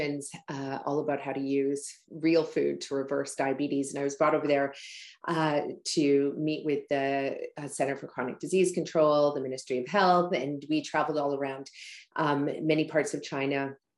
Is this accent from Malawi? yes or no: yes; Malawi; moved away; my home country in Malawi, Africa